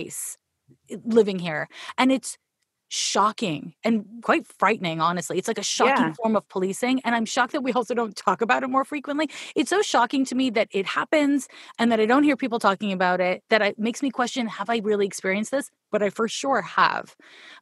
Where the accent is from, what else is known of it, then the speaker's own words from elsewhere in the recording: Canada; accent: Canadian; now in Oakland, United States; I'm from Canada, hence this is the problem with the Canadian accent. Whenever I'm enunciating or being like really intentional, the Canadian comes out.